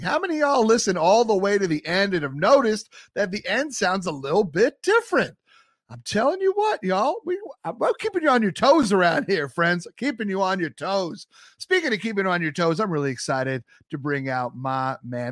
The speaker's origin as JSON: {"language": "English", "area": "Long Island", "region": "New York", "country": "United States", "tie": "born or raised there", "also_born_or_lived": "North Carolina", "said": "I grew up on Long Island and then lived a bunch of years in the city and in Brooklyn myself"}